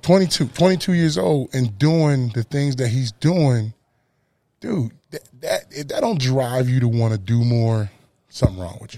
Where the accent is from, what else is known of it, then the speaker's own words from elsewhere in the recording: Camden, New Jersey, United States; moved away as an adult; also born or lived in Dallas, Texas / North Carolina; I'm from Camden, New Jersey, born and bred, you know, East Coast boy till